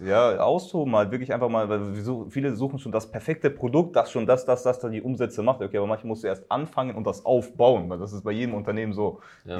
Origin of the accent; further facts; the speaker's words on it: Upper Palatinate, Bavaria, Germany; now in Berlin, Germany; Also auch aus Bayern, ich komme in meiner Heimatstadt, äh, in der Oberpfalz